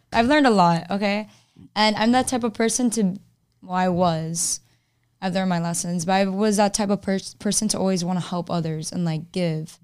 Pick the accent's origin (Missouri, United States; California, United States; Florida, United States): Florida, United States; Miami; now in Orlando, United States; I'm from Miami